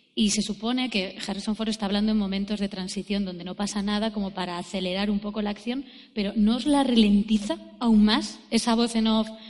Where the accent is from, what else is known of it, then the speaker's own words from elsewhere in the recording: Jaén, Andalusia, Spain; yo soy de Jaén